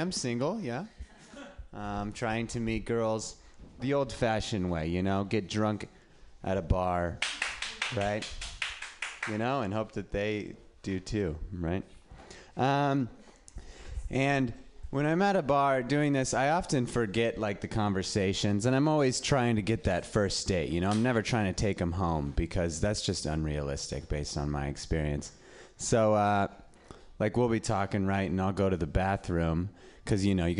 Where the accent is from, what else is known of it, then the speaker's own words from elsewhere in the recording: Reno, Nevada, United States; now in San Francisco, United States; I'm from Reno